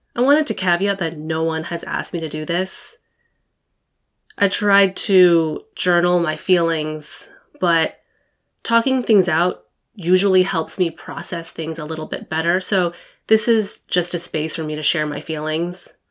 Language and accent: English; United States; I'm Taiwanese American. My parents were born in Taiwan and immigrated to the U S in the seventies